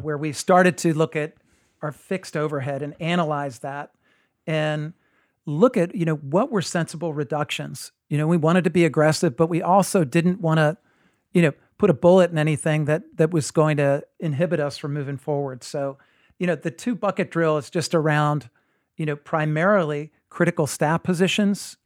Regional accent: New Jersey, United States; I grew up in New Jersey

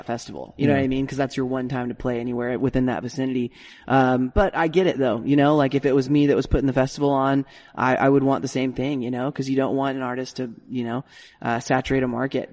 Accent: Spokane, Washington, United States; also born or lived in Seattle / Dallas / Atlanta; now in Nashville, United States; growing up in Spokane, and we also lived in Seattle as well

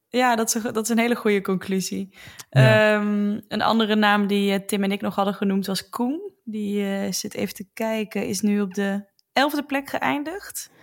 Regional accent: Roosendaal, North Brabant, Netherlands; Dat is een dorpje naast Roosendaal waar ik vandaan kom

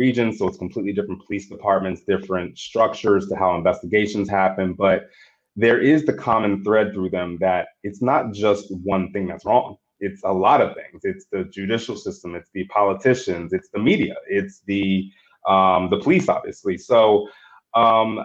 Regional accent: Bel Air, Maryland, United States; I'm actually spent most of my life growing up in Bel Air, Maryland

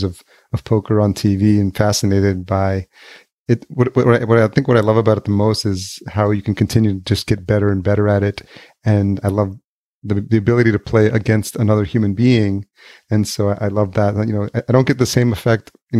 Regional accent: Yonkers, New York, United States; also born or lived in Los Angeles; now in Minneapolis, United States; I grew up in Yonkers, which is just outside New York City

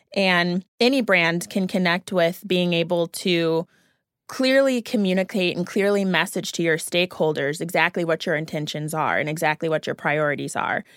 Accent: Naperville, Illinois, United States; I'm from the Chicago area, so watching the Bowles Dynasty and also from Naperville specifically, so watching Candace Parker growing up

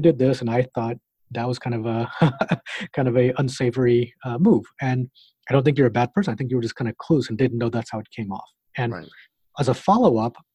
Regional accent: Knoxville, Tennessee, United States; moved away; I grew up in Tennessee.

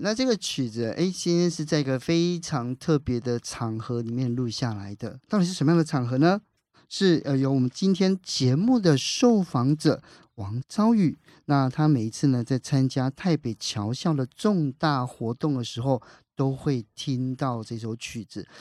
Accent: southern Taiwan, Taiwan; 我们南部的孩子

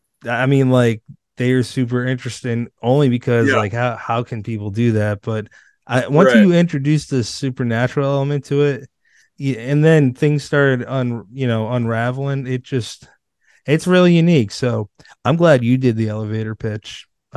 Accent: Massachusetts, United States; like I'm Irish, I'm from Massachusetts.

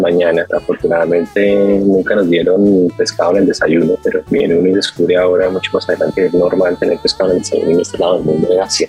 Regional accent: Colombia; moved away

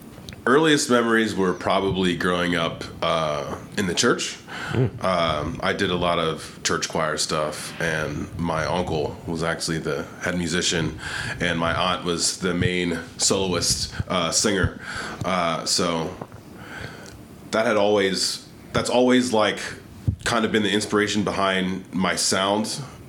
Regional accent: Bristol Township, Pennsylvania, United States; moved away as an adult; now in Philadelphia, United States; I grew up actually in the Burbs, Bristol Township, PA, okay. Just about 15 miles up 95.

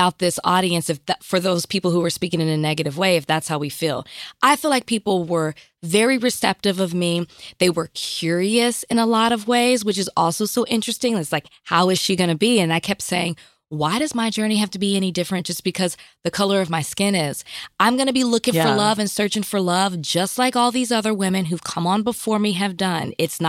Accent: Dallas, Texas, United States; I'm from Oak Cliff.

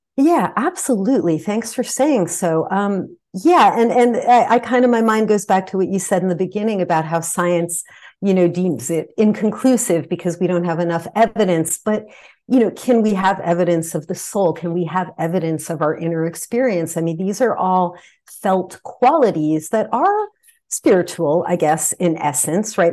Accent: New Jersey, United States; now in California, United States; I grew up in New Jersey on the East Coast

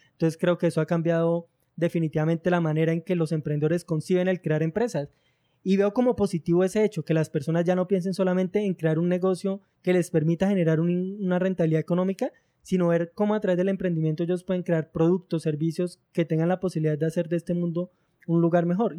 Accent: Girardot, Cundinamarca, Colombia; soy de una ciudad llamada Girardot, que está ubicada en el centro de, Colombia.

